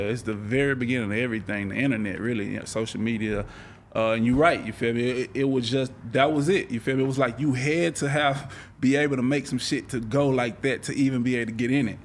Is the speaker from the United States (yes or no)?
yes; Texas, United States; I grew up in around the Texas, you know, all that, and that was just the culture around me at that time.